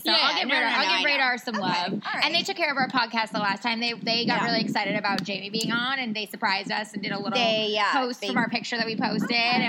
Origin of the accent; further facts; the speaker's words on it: New York, United States; now in Los Angeles, United States; My parents sold the house I grew up in New York